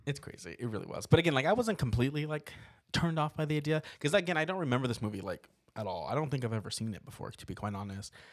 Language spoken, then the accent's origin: English; Portales, New Mexico, United States; now in Las Vegas, United States; my hometown of Portales, New Mexico